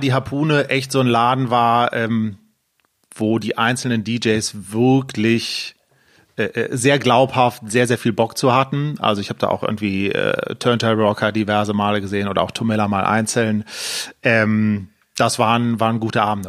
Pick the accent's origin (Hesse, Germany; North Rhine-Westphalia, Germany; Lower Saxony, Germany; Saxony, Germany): North Rhine-Westphalia, Germany; Düsseldorf; ich bin in Düsseldorf geboren, äh, äh lebe mit Freundin und Hund äh, in Düsseldorf und habe auch in Düsseldorf studiert